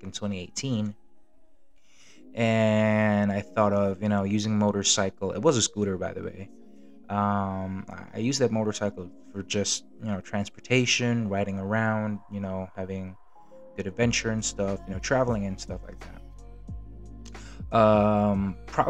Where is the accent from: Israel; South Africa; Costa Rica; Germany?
Germany; now in Philippines; when I was a kid, when I grew up in Germany.